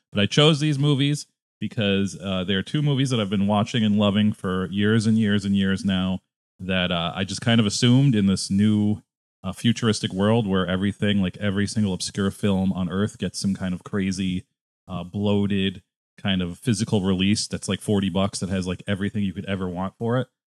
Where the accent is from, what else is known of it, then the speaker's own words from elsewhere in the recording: Connecticut, United States; also born or lived in upstate New York / New York City; now in Chicago, United States; I'm originally from Connecticut, and then I lived in upstate New York, and then I lived in, uh, downstate